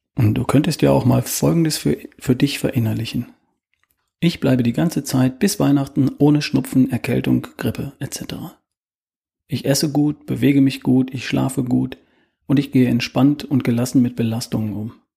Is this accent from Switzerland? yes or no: no; Germany; bei uns in Deutschland